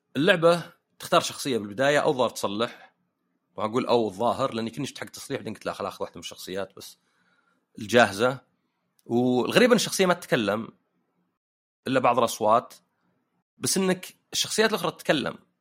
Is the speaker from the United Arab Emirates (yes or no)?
no; Saudi Arabia; also born or lived in Canada; عندنا في السعوديه